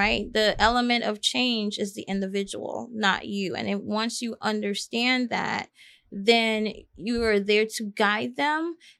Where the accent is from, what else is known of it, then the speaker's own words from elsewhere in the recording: U.S. Virgin Islands; now in United States; Well, as I said, I grew up primarily in the Virgin Islands, and both of my parents are from the Caribbean.